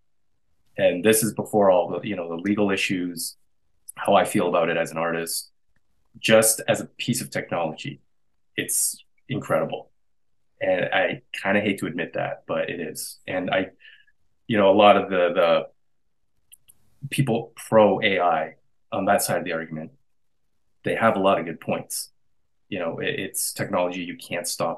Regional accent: Canada; I'm a Canadian artist

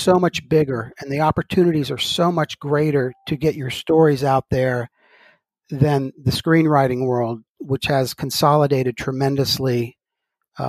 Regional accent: Gulf of Mexico, Gulf Coast, United States; I grew up on the Gulf of Mexico

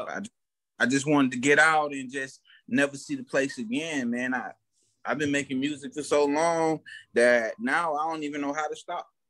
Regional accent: Fort Myers, Florida, United States; I'm from Florida. I'm from Fort Myers, Florida. Born and raised

